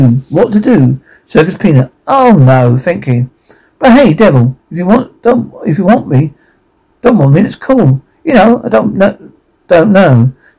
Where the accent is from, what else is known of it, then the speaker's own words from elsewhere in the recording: New Jersey, United States; I'm from New Jersey.